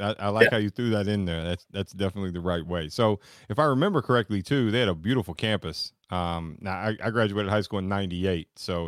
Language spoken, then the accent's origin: English; Bowling Green, Kentucky, United States; I grew up in Bowling Green, Kentucky, which is just up the road on 65 there.